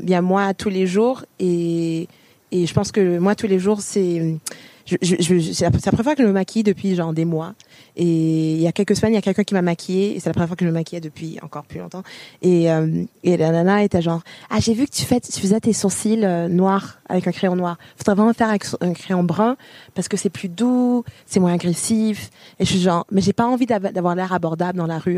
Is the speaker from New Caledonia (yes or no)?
no; Ontario, Canada; moved away as an adult; also born or lived in Montreal, Quebec; now in France; Je suis née à Montréal, mais j'ai grandi en Ontario